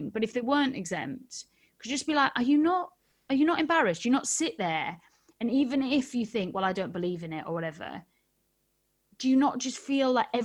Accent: United Kingdom; I'm very British.

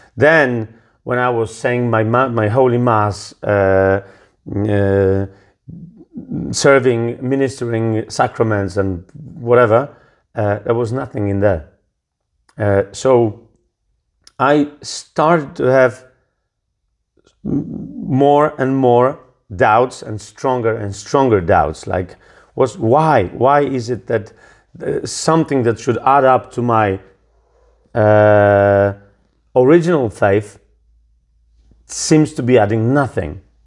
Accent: Poland; I was born in the Catholic, typical Polish Catholic family

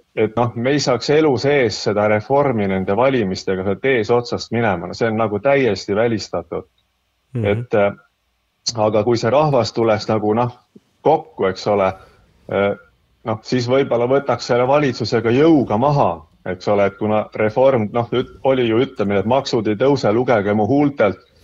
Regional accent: Tartu, Tartu County, Estonia; mina ise olen Tartust

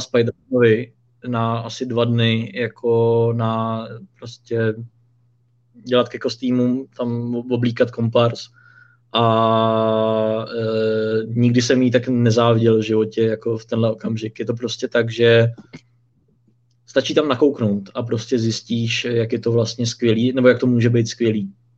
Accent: Czechia; u nás v Čechách

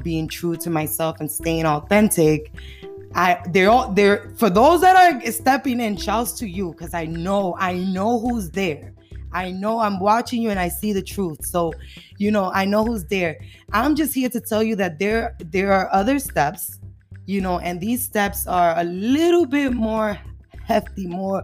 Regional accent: New York City, New York, United States; I'm from the Bronx, yeah, the Bronx, you know, the dirty, dirty Bronx. But the Bronx was knocked me and build me

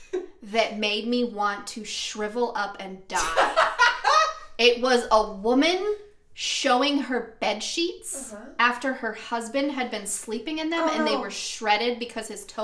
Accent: the South, United States; I'm from the South.

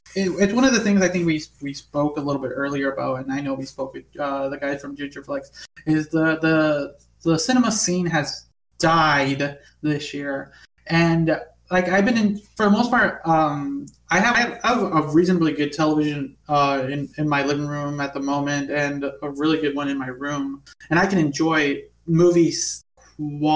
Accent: United States; I am American

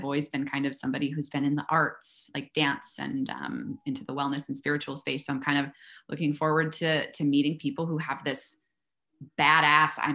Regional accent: Minnesota, United States; moved away as an adult; also born or lived in California; now in Austin, United States

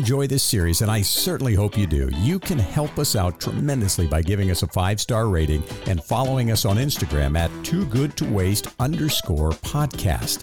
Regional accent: Florida, United States; I grew up in Florida, and we had alligators

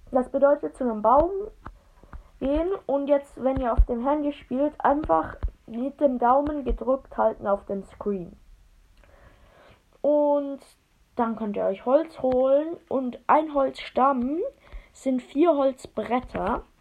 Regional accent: Switzerland; Und wir kommen beide aus der Schweiz und ich bin voll schlecht in Deutsch. Denn wir sind beide Schweizer.

